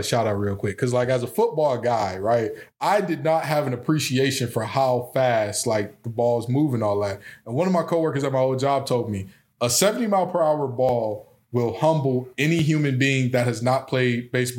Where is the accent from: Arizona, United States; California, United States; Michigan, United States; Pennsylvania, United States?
Michigan, United States; Detroit; We're all from Detroit.